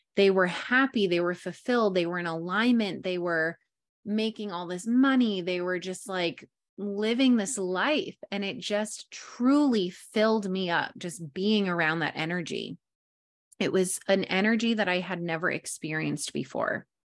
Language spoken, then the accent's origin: English; New York, United States; moved away as an adult; also born or lived in Englewood, New Jersey; now in San Diego, United States; born and raised in New York